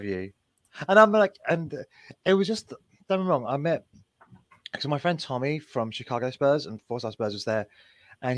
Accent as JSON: {"language": "English", "region": "England", "country": "United Kingdom", "said": "We are the English"}